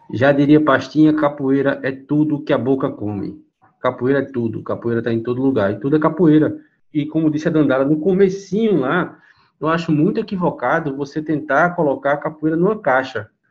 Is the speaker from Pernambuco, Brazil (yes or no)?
yes; Recife, Pernambuco, Brazil; sou do Recife, eu faço capoeira aqui em Pernambuco